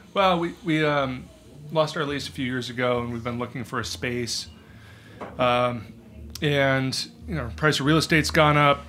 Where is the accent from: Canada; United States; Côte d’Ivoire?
United States; Pacific Northwest; moved away; I'm from the Pacific Northwest